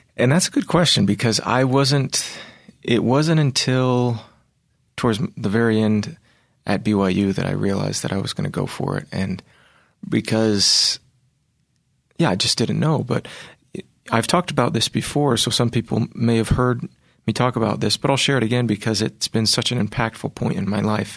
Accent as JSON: {"language": "English", "region": "Virginia", "country": "United States", "tie": "born or raised there", "said": "I was raised in Virginia"}